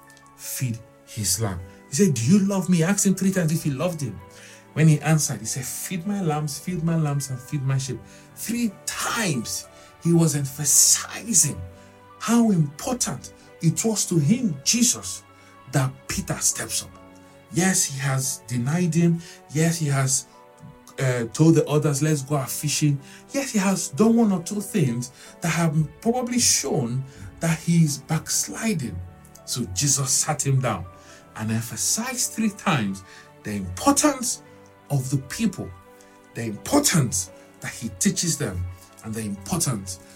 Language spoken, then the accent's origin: English; Nigeria; I'm from Nigeria.